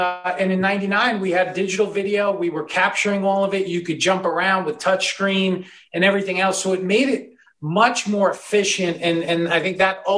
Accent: New York, United States; I grew up in New York.

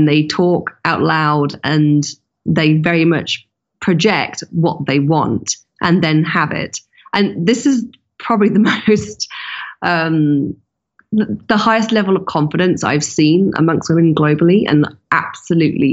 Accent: London, United Kingdom; London, my hometown

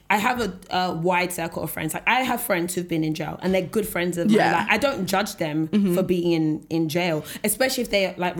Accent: London, United Kingdom; I'm from South London.

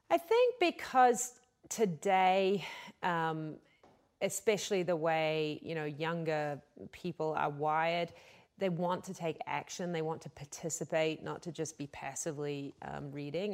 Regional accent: New Zealand; now in United States; I come from New Zealand

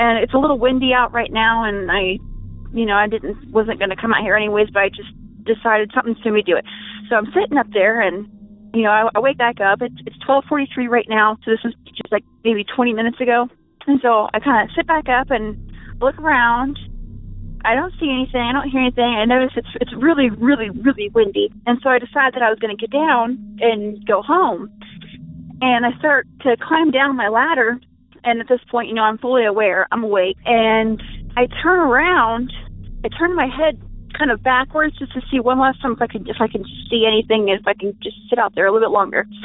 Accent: United States; I'm actually from Washington

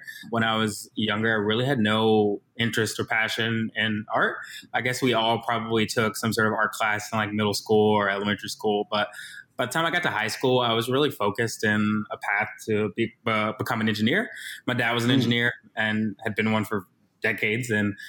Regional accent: North Carolina, United States; also born or lived in Virginia; now in Chicago, United States; I'm originally from North Carolina / Virginia, so those places definitely have my heart and probably a little bit of my voice / accent.

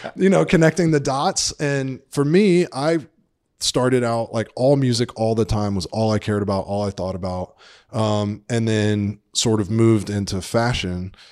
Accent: Atlanta, Georgia, United States; moved away; I grew up in Atlanta, Georgia

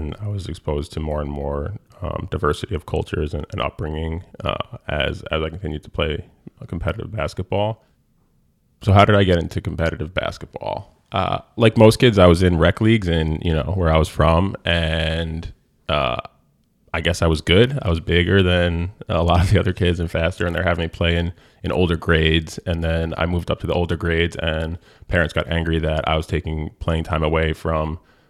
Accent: Rye Brook, New York, United States; It was kids from White Plains, Portchester. I was from Rybrook.

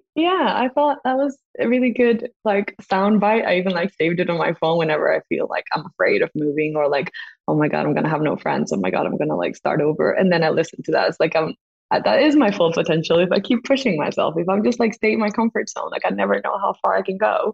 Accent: Costa Rica; moved away as an adult; also born or lived in England; we live in Costa Rica. So, and I'm from Costa Rica

